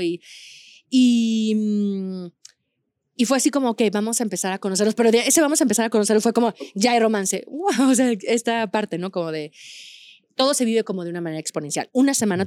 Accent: Aguascalientes, Mexico; yo soy de Aguascalientes, donde no hay montañas

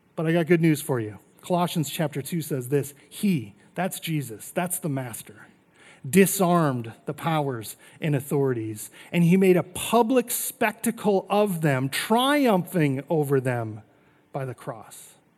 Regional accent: North Dakota, United States; now in Arizona, United States; I grew up in North Dakota

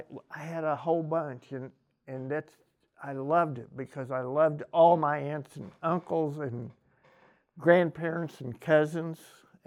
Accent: Cape Girardeau, Missouri, United States; born there; I was born in Cape Girardeau, but I've lived here all my life

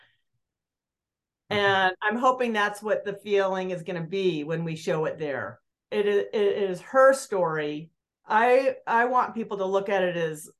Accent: Aspen, Colorado, United States; growing up in Aspen

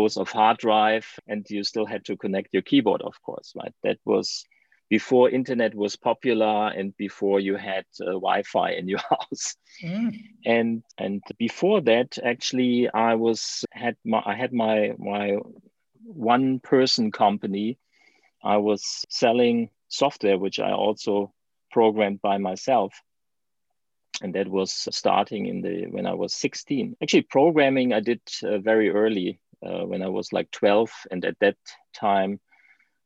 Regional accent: Germany; English is a second language; as you can hear from my accent, I'm from Germany

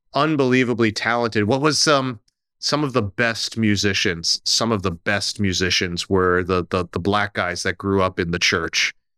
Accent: New Jersey, United States; I grew up right here in New Jersey, outside of New York

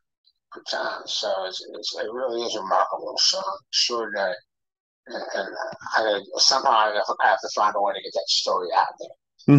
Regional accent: Brazil; For me, a kid growing up in Brazil, I mean, my God, the connection with Brazil, small little town with really no soccer club, but plenty of soccer clubs in the area, is amazing.

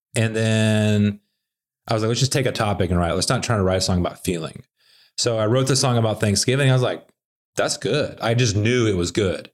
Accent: Little Rock, Arkansas, United States; also born or lived in Conway, Arkansas; now in Nashville, United States; I grew up in Little Rock and then went to high school in a place called Conway, which is like a suburb of Little Rock, about thirty miles north

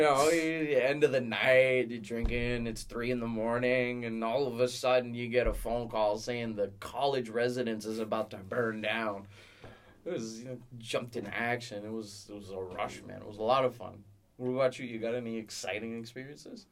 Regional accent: Rockland, Ontario, Canada; I'm from a small town called Rockland

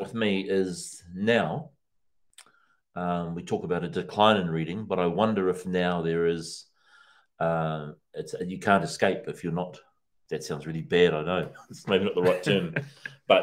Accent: Feilding, Manawatū-Whanganui, New Zealand; went to the Fielding Library. Remember going with my mum

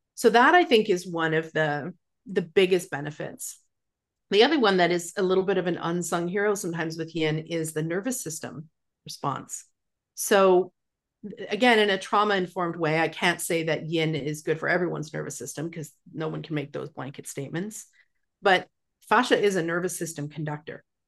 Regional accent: Calgary, Alberta, Canada; moved away as an adult; now in Victoria, Canada; when I moved to Victoria from Calgary, Alberta, which is where I'm from

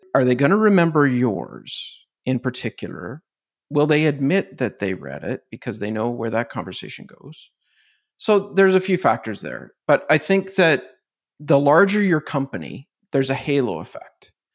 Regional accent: Canada; I'm Canadian, so we don't have these brands

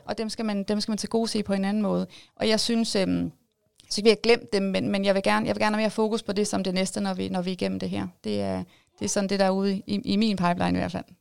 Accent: Jyderup, Zealand, Denmark; Jeg er jo øh, oprindeligt født og opvokset i Jyderup, så jeg er jo meget lokalkendt

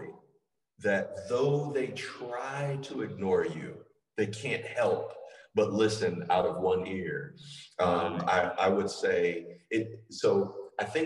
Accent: the American South, United States; I am from the American South

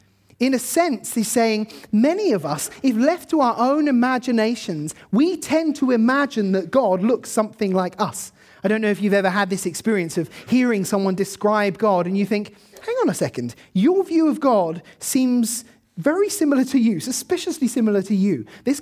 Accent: South East England, United Kingdom; I grew up in Kent, so the kind of view I have in mind is this, sort of beautiful green pastures.

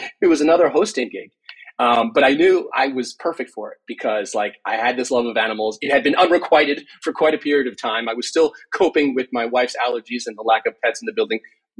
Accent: Long Island, New York, United States; Growing up in Long Island, my parents came here in, let's see, I don't know, sometime, late 60s, early 70s. I was born after that and grew up around dogs

